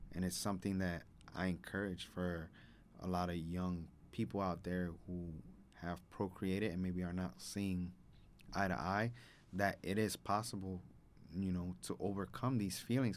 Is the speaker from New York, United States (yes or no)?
no; Chicago, Illinois, United States; I grew up in Humboldt Park. I'm Humboldt Park born and raised